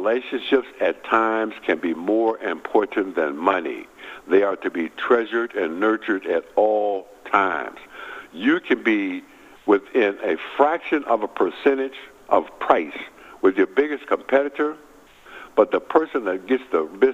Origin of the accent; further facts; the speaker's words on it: Milwaukee, Wisconsin, United States; moved away; my hometown, Milwaukee, Wisconsin